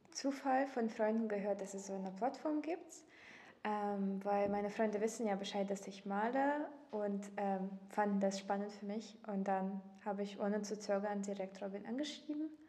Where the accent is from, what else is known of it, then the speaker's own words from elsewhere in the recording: Russia; German is a second language; moved away as an adult; now in Leipzig, Germany; Ähm, ich komme ursprünglich aus Russland und äh, bin äh, zum Studieren nach Deutschland gekommen, habe hier die Sprache gelernt